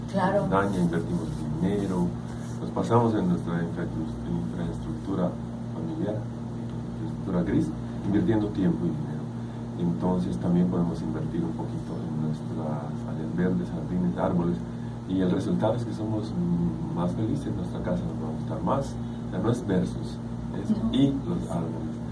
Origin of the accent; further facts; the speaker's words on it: Yucatán, Mexico; las especies significativas para nosotros como yucatecos